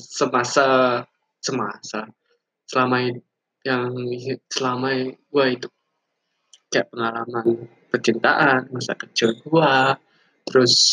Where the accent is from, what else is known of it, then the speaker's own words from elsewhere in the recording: Bali, Indonesia; now in Denpasar, Indonesia; gue tinggal di Bali gue asli Bali orangnya dan gue kampung gue lebih tepatnya kampung gue ada di suatu daerah di Bali lah